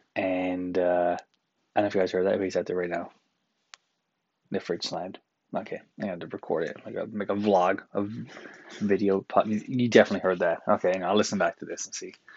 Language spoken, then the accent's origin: English; Newfoundland and Labrador, Canada; now in Toronto, Canada; as Newfoundlander, as a pasty white Newfoundlander